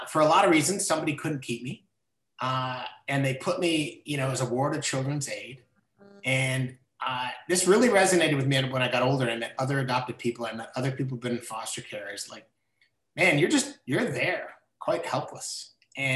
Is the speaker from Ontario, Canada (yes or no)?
yes; Orillia, Ontario, Canada; also born or lived in Toronto; I grew up in Orillia, Ontario